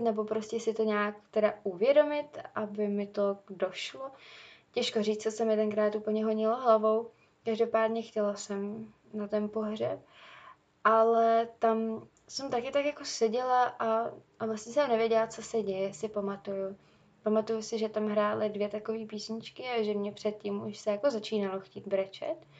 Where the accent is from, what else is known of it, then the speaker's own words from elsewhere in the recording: Czechia; u nás v Čechách